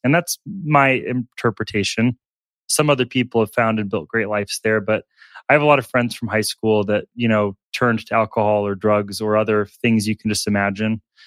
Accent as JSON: {"language": "English", "region": "Alaska", "country": "United States", "tie": "born or raised there", "also_born_or_lived": "Tulsa, Oklahoma", "moved": "as an adult", "said": "I was born in Tulsa, Oklahoma, uh, but quickly moved up to Alaska. I was there from ages three to eighteen."}